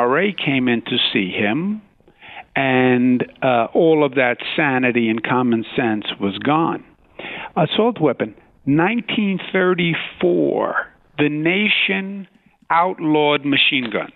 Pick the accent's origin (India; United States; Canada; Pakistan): United States; New York City, New York; I'm from Queens, New York